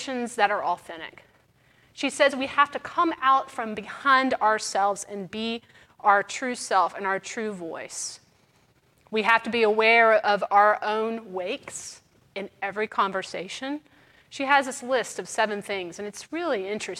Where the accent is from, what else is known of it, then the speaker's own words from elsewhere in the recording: Mississippi, United States; now in New Orleans, United States; I'm from Mississippi